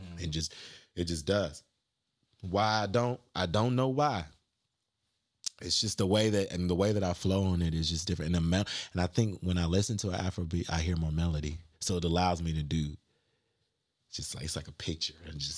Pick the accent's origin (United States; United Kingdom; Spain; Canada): United States; North Carolina; because we from North Carolina.